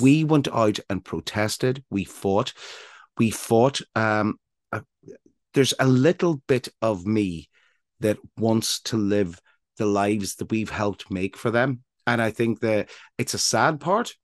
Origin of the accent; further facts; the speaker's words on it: Northern Ireland, United Kingdom; now in Brighton, United Kingdom; I grew up in Northern Ireland